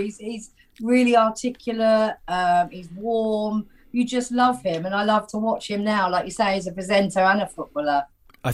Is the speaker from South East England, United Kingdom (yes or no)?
yes; Portsmouth, South East England, United Kingdom; Portsmouth Football Club. I support them because it's my hometown.